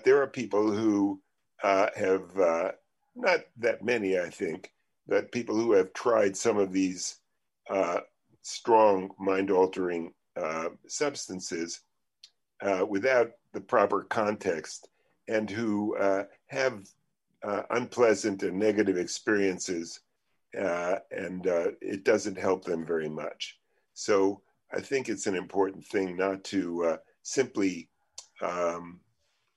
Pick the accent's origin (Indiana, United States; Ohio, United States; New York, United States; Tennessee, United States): New York, United States; New York City; I come from Coney Island